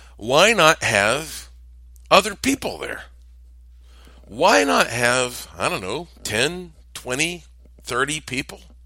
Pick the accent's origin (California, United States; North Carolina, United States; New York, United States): North Carolina, United States; Asheville; I am from Asheville, North Carolina